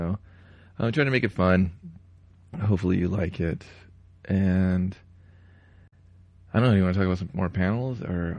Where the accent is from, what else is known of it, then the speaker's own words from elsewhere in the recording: Los Angeles, California, United States; I'm from Los Angeles. This shit's cool where I come from.